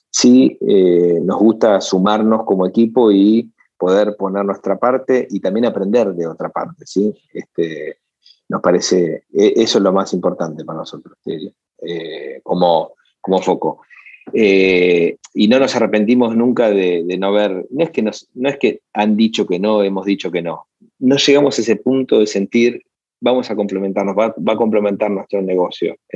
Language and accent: Spanish; Buenos Aires, Argentina; born there; Eh, nací en Buenos Aires, pero no, no, hoy no, no, es mi lugar.